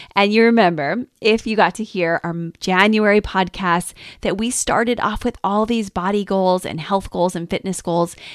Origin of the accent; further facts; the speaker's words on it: Detroit, Michigan, United States; now in Tampa, United States; I grew up in Detroit